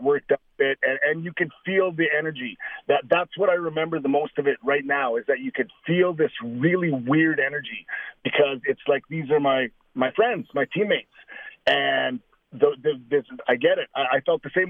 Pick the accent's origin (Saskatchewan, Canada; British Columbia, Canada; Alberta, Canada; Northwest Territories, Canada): Saskatchewan, Canada; Saskatoon; one of my good friends from elementary school growing up in Saskatoon